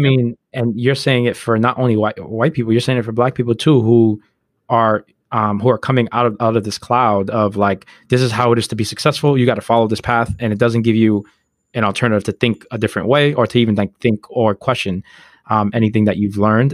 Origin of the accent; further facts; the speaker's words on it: United States; we grew up black in America. Like, we were born in America.